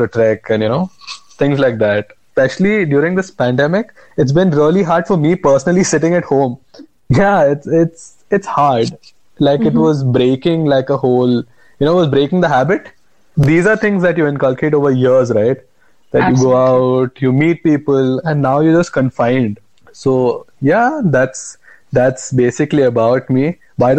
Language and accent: English; Bangalore, Karnataka, India; also born or lived in Goa; I am from Bangalore, born in Goa, brought up in Bangalore